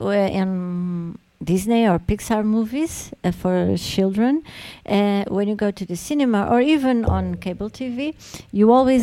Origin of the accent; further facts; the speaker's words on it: Portugal; English is a second language; like every Portuguese learns English in school, but I think most of us really learn how to speak English because we listen to it in music and series and TV and movies all the time.